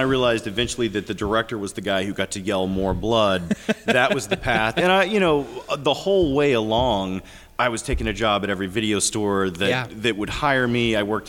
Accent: Gray, Tennessee, United States; I grew up in Tennessee, but it was a little town called Gray, Tennessee.

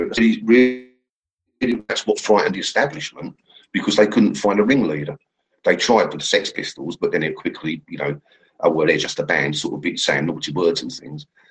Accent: England, United Kingdom; I'm English.

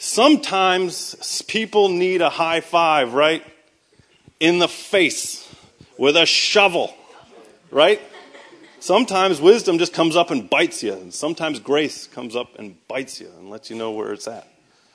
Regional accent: Boston, Massachusetts, United States; accent: Boston; No, so I am from Boston, so I'm going to tell you guys right from the start that this entire thing is built on a foundation of lies. Because I normally talk like this, and it's taken me about 10 years to hide my accent

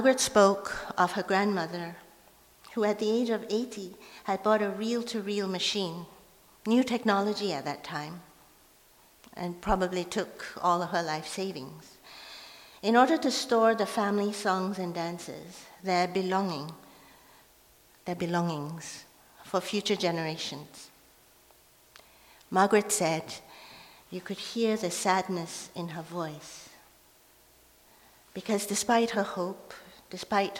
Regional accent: Malaysia; first language Hokkien; English is a second language; now in Vancouver, Canada; I was growing up in Malaysia, I grew up at a time when Chinese people were not allowed to perform the lion dance in public

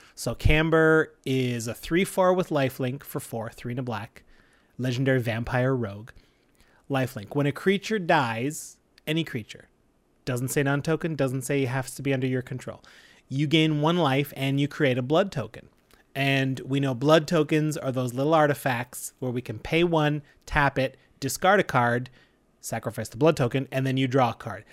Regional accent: Canada; We're proud Canadian podcasters

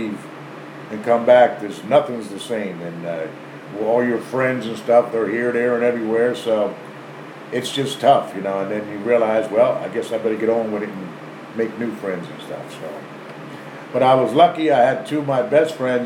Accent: Conshohocken, Pennsylvania, United States; now in King of Prussia, United States; I was born in Conshohocken, raised in Conshohocken until the time I went into service, and now I'm in the King of Prussia area

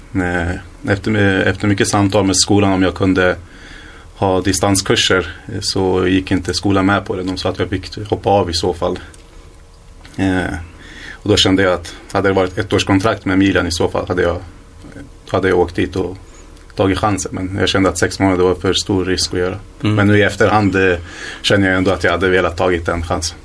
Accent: Hallstahammar, Västmanland, Sweden; born or raised there; also born or lived in Iraq / Iran

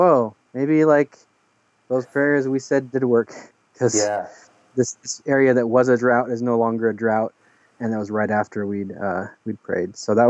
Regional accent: Oregon, United States; I'm from Oregon

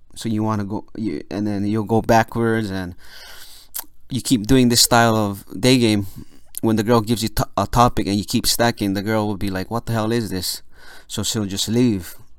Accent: Philippines; I'm Filipino

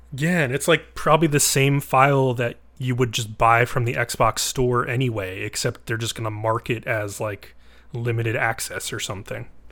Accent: East Coast, United States; moved away; I'm from the East Coast

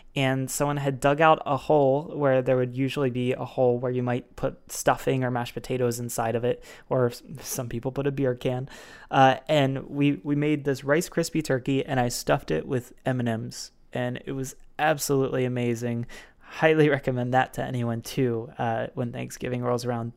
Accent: Baltimore, Maryland, United States; from Baltimore, Maryland, my hometown

